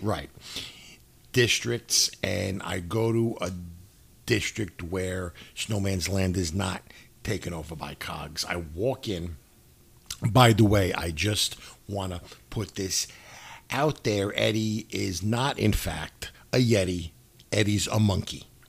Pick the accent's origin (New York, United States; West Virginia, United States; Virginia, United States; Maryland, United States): New York, United States; New York City; I'm from New York City